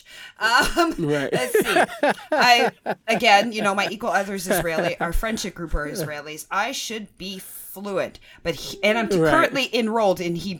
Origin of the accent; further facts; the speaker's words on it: Canada; We Canadians